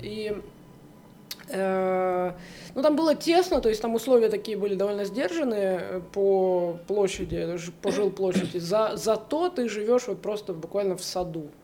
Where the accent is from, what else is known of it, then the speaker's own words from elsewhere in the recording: Saint Petersburg, Russia; moved away as an adult; now in Haifa, Israel; я из города, я из Петербурга, кстати, я всю жизнь там прожила в большом городе